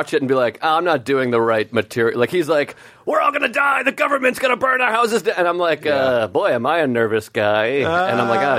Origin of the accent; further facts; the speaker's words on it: Whitman, Massachusetts, United States; I'm from Whitman